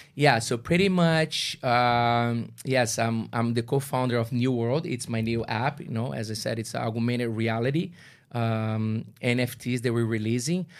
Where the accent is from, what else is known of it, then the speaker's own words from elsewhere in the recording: Brazil; English is a second language; now in Toronto, Canada; my good friends that we grew up together in Brazil